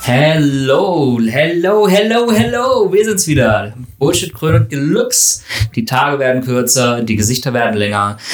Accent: Northern Germany, Germany; bei uns im Norden

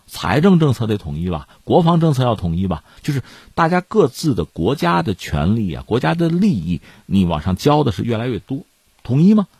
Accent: China; 作为中国人嘛

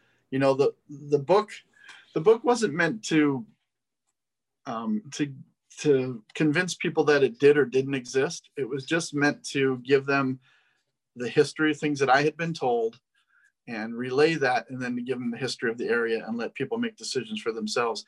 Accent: Laramie, Wyoming, United States; moved away; I grew up in a beautiful area itself, Wyoming. And I grew up in Laramie, which is 7,200 feet.

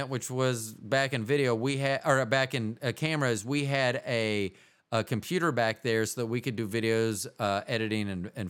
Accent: Midwest, United States; that was so different than my me growing up in the Midwest.

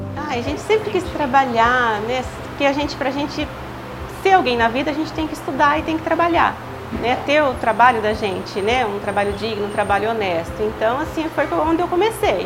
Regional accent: Osvaldo Cruz, São Paulo, Brazil; nasci aqui em Oswaldo Cruz mesmo, né? A gente morava no, né? morávamos no sítio, né? Depois gente, nós mudamos para a cidade

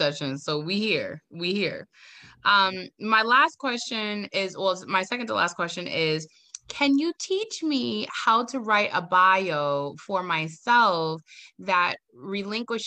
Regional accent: Boston, Massachusetts, United States; also born or lived in the Bronx; I'm born and raised in Roxbury

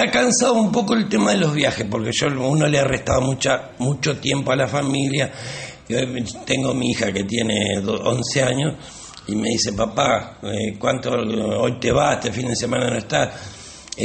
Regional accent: Mar del Plata, Buenos Aires Province, Argentina; Sí, en el barrio de las Avenidas.

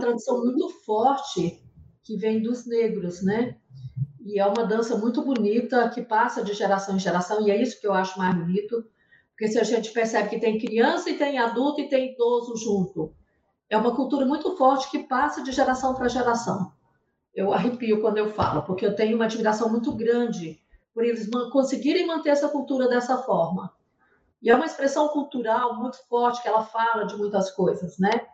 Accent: Goiás, Brazil; moved away as an adult; also born or lived in Amapá; now in Macapá, Brazil; E sou goiana. Estou no norte porque vim transferir, trabalhava em banco

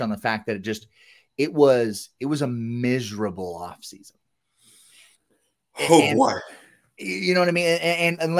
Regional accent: Southern California, United States; moved away as an adult; I'm from Southern California

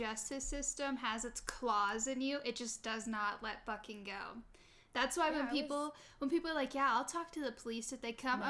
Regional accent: Buffalo, Missouri, United States; I am from Buffalo, Missouri, which is like just like 30 minutes north of Springfield, and Springfield is considered like our city

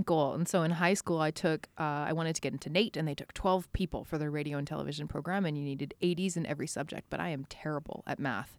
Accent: Spruce Grove, Alberta, Canada; born or raised there; also born or lived in Edmonton

